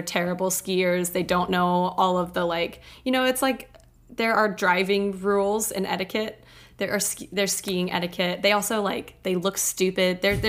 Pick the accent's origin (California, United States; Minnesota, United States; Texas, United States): Texas, United States; moved away as an adult; now in Denver, United States; I grew up in Texas.